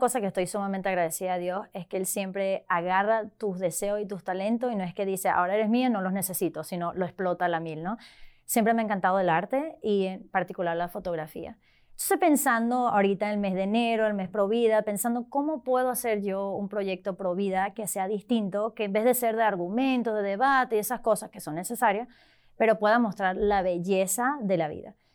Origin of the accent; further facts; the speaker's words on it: Venezuela; now in Arlington, United States; originalmente de Venezuela, pero vivo ahorita en la diócesis de Arlington